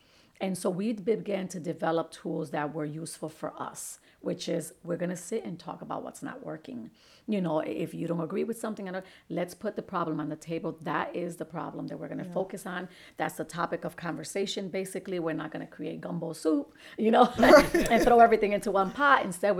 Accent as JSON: {"language": "English", "town": "Bridgeport", "region": "Connecticut", "country": "United States", "tie": "born or raised there", "said": "I was raised in Father Panic Village. So we were, you know, both coming from low socioeconomic backgrounds."}